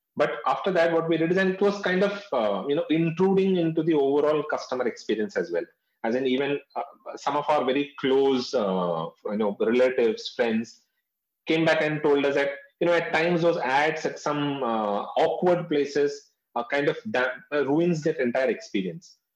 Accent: North India, India; I've been born and brought up in North India

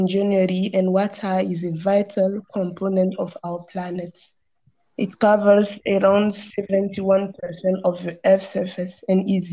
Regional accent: Burkina Faso; now in Algeria; from Burkina Faso.

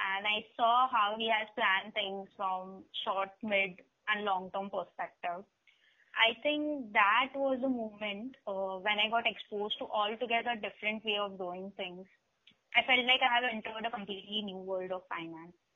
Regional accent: Mumbai, Maharashtra, India; I'm from Mumbai

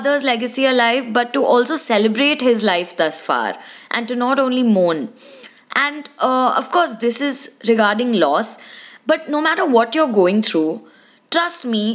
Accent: India; we as Indian kids

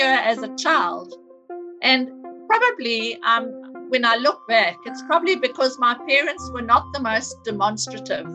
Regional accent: Cape Town, Western Cape, South Africa; moved away as an adult; also born or lived in Durban; I grew up in Cape Town, but I moved to Durban in the early 80s.

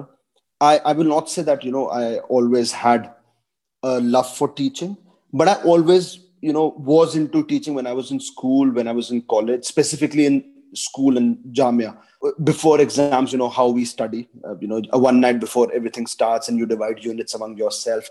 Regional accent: Dehradun, Uttarakhand, India; moved away as an adult; also born or lived in Delhi / Gujarat; I come from Dehradun, where the sports culture is extremely, extremely, sophisticated, and everybody loves to play.

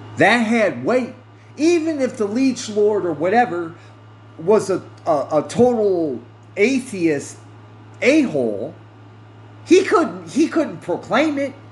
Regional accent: United States; I'm an American citizen by birth

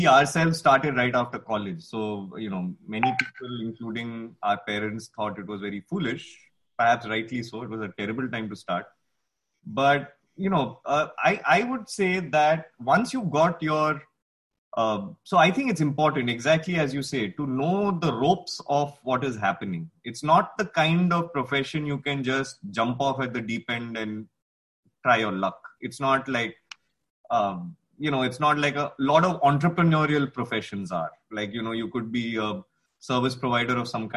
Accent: India; as an Indian designer

